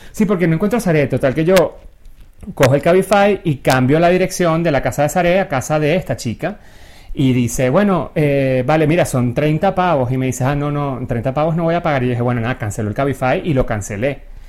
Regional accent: Venezuela; moved away; yo en Venezuela tampoco salía mucho

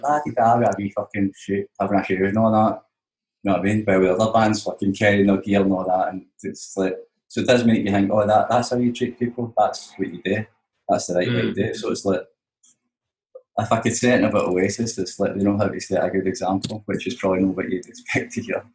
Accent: Glasgow, Scotland, United Kingdom; I'm from Glasgow

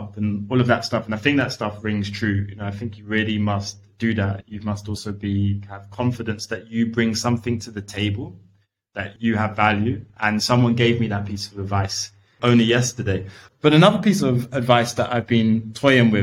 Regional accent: London, United Kingdom; I grew up in East London. I grew up on Hackney Road, really close to Shoreditch

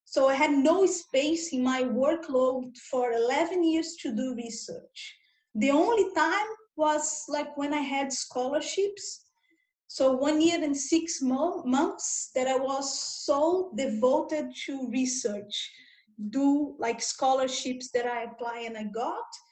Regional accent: Brazil; English is a second language; now in Australia; I was born in Brazil and nowadays I'm, I'm living in Australia.

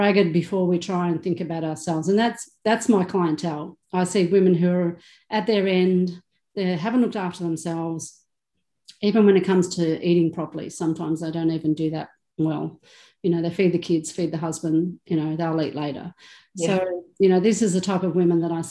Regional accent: Melbourne, Victoria, Australia; I was born in Melbourne, born on the beach, you know, grew up the little surfy girl, I guess you could say. So very normal Aussie lifestyle

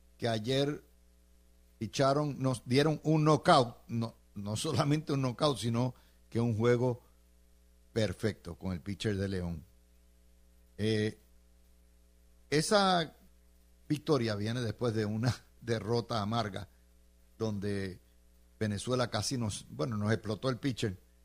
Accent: San Juan, Puerto Rico; also born or lived in Cidra, Puerto Rico; yo nací en Sidra, pero mis padres trabajaban en Santurce, en la 22

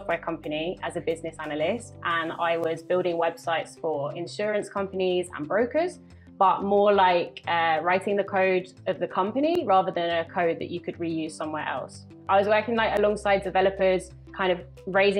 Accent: London, United Kingdom; moved away as an adult; now in Cali, Colombia; I'm from London

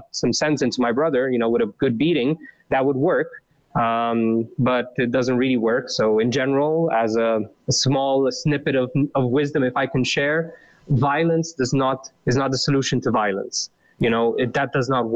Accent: Bârlad, Vaslui County, Romania; moved away; also born or lived in Bucharest; I was born in 88 in Romania, and in a small town called Bârlad, which is in the east, part

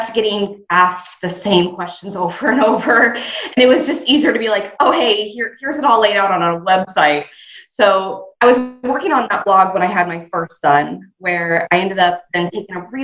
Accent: Nebraska, United States; my home state of Nebraska in the US.

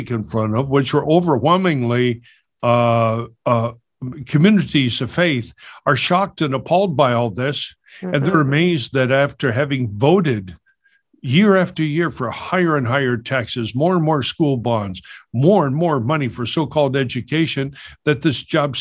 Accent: Los Angeles, California, United States; growing up in Los Angeles in all these neighborhoods

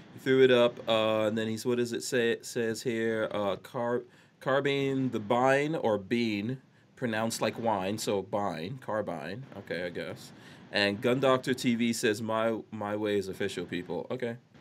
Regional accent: New York City, New York, United States; growing up in New York City

